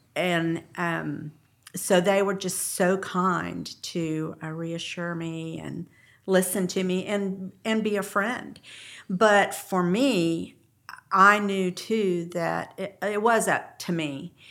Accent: San Antonio, Texas, United States; I grew up in San Antonio

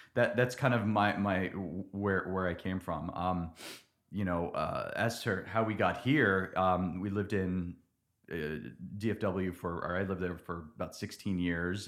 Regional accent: New Jersey, United States; moved away as an adult; also born or lived in Dallas-Fort Worth, Texas / central Pennsylvania; now in Nacogdoches, United States; I grew up in New Jersey

